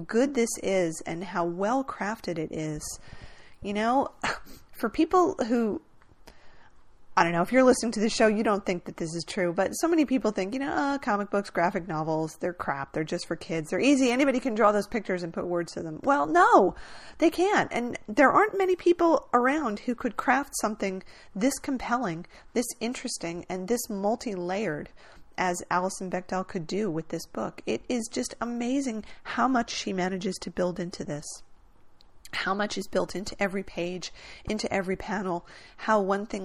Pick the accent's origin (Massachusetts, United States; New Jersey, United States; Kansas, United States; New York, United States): New Jersey, United States; I grew up in New Jersey